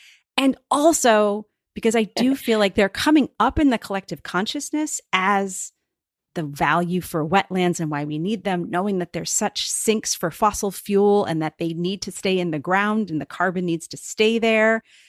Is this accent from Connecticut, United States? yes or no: no; Cape Cod, Massachusetts, United States; I grew up in Cape Cod in Massachusetts. So I grew up on salt marshes. I grew up on a cranberry bog for several years when I was growing up.